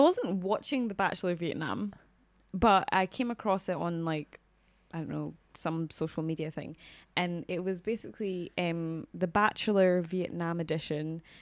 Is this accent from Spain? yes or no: no; Scotland, United Kingdom; even us as like Scottish people, even me as a Scottish black woman